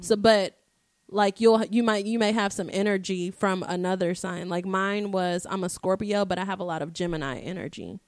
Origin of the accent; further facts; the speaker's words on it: Dallas, Texas, United States; I was born in Dallas, Texas at one oh six A M